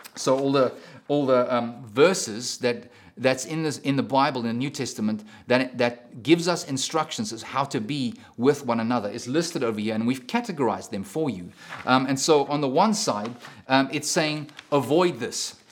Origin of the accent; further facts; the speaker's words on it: South Africa; moved away; I'm a South African